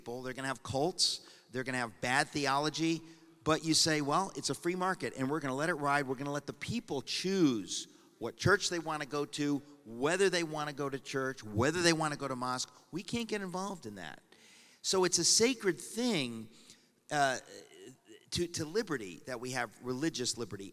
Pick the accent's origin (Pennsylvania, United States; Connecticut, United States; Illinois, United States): Connecticut, United States; Danbury; I grew up in Danbury, Connecticut. It's my hometown